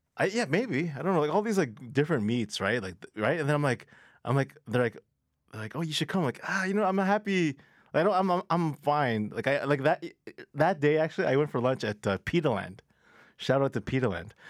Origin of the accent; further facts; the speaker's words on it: Mississauga, Ontario, Canada; also born or lived in Toronto; I was born in Toronto, but I grew up in Mississauga